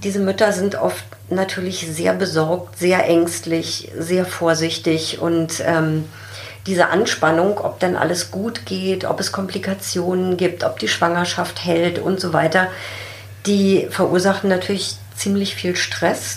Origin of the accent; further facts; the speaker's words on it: Germany; bei uns in Deutschland